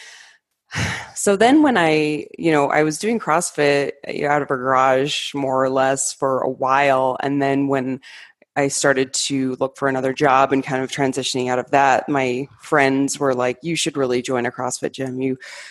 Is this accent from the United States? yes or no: yes; Arizona, United States; moved away as an adult; also born or lived in Colorado; I grew up in Arizona, and went to college there, and then I moved to Colorado for my master's degree.